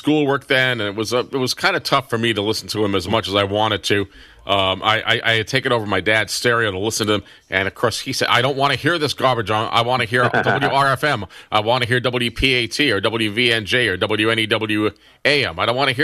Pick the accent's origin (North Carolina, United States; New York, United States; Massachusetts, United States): New York, United States; moved away; I came from New York